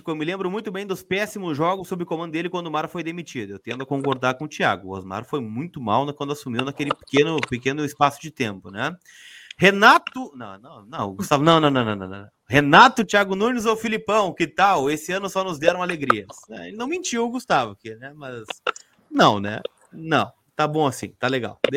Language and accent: Portuguese; Uruguay; Sou uruguaio e, pelo que eu sei, existe pressão de uma parte da imprensa, mas ele deverá ficar.